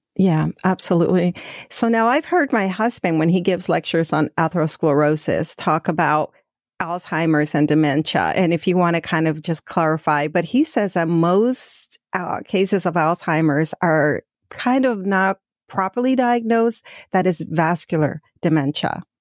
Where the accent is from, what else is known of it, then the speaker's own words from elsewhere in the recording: Mexico; moved away; we're originally from Mexico